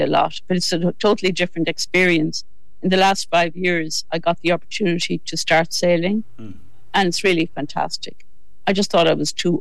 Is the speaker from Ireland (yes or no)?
yes; Midlands, Ireland; also born or lived in West Mayo; now in Wicklow, Ireland; all belonging to me are from West Mayo, but I grew up in the Midlands and I've lived in Wicklow for over half my life